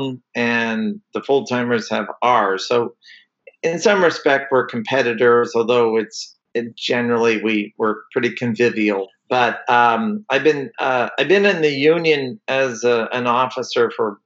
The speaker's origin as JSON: {"language": "English", "town": "Fresno", "region": "California", "country": "United States", "tie": "born or raised there", "also_born_or_lived": "Toledo, Ohio", "lives_now": "Santa Maria, United States", "said": "I mostly grew up in California, and I grew up in Fresno"}